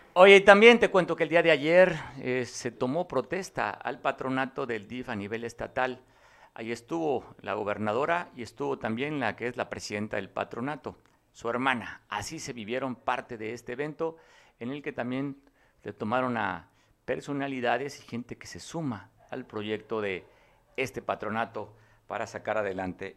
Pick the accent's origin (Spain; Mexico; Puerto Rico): Mexico; como mexicano me incluyo